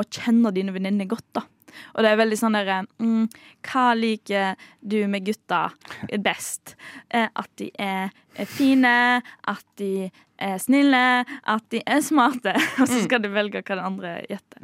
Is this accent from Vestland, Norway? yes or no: yes; Bømlo, Vestland, Norway; moved away; Bømlo der jeg kommer fra